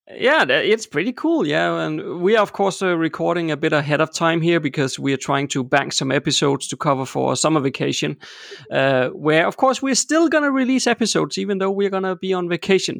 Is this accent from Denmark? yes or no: yes; Denmark; I'm born and raised in Denmark